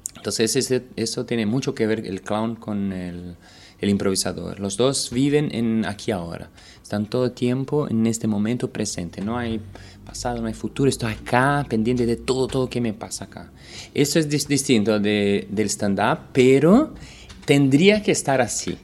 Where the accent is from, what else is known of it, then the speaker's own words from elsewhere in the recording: Brazil; vine de Brasil a dar un taller